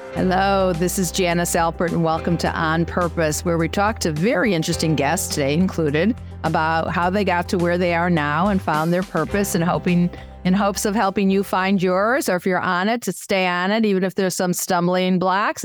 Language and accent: English; Chicago, Illinois, United States; I'm Chicago